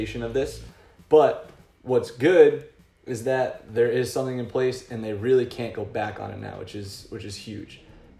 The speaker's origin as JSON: {"language": "English", "region": "Massachusetts", "country": "United States", "said": "I'm from Massachusetts."}